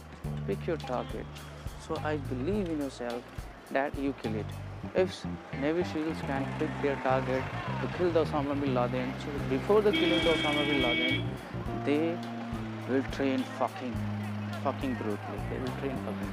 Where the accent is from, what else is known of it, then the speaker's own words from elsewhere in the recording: India; English is a second language; I'm from India